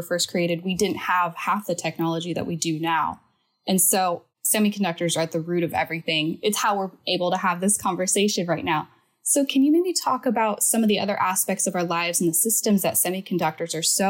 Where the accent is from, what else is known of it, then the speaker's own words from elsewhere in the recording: Silicon Valley, California, United States; I grew up in the Silicon Valley. That's basically all we do here.